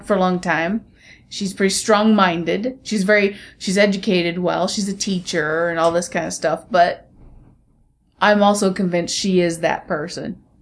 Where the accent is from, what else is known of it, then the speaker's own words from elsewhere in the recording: United States; I'm American